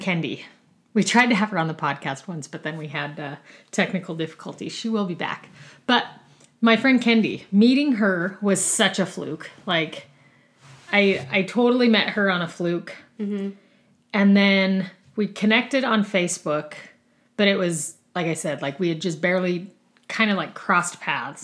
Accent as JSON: {"language": "English", "town": "Rock Springs", "region": "Wyoming", "country": "United States", "tie": "born or raised there", "also_born_or_lived": "Boise, Idaho", "moved": "yes", "lives_now": "Utah, United States", "said": "I grew up in Rock Springs, Wyoming"}